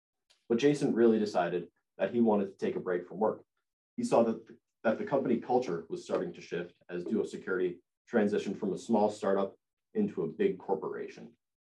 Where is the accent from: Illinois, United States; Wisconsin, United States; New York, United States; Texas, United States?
New York, United States; Rockland County; I'm a junior at Penn State from Rockland County, New York